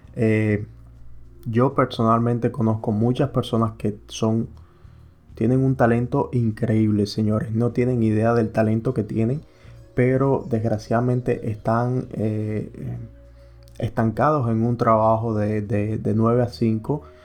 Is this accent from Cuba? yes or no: yes; Cuba; moved away as an adult; now in United States; yo soy cubano, yo soy emigrante que llegué aquí a los Estados Unidos